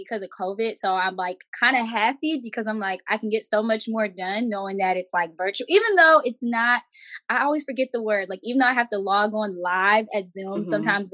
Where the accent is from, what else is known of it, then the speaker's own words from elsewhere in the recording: New Jersey, United States; also born or lived in South Carolina; I'm from Echo, New Jersey